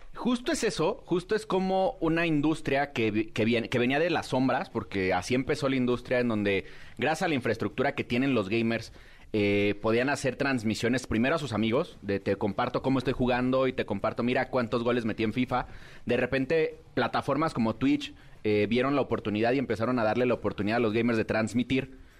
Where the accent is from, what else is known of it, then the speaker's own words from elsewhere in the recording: Mexico; como mexicanos, nunca falta el albur